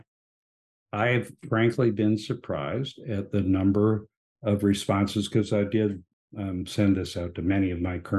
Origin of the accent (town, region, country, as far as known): Hawaii, United States